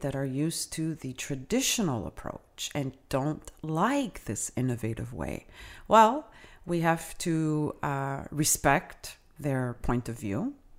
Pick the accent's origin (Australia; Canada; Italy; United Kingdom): Canada; first language Italian; English is a second language; I myself, as a Canadian